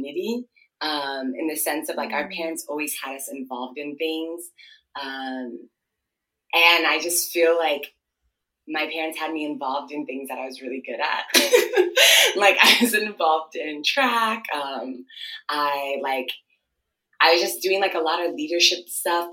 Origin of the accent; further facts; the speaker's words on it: Ohio, United States; first language Twi; English is a second language; moved away as an adult; also born or lived in Washington, D.C. / Ghana; now in Chicago, United States; And then I grew up basically like in Ohio. And yeah, I grew up in Ohio